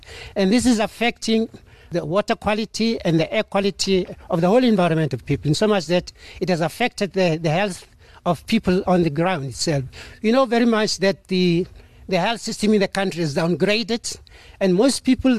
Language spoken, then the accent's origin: English; Welkom, Free State, South Africa; I come from the Free State in Welkom.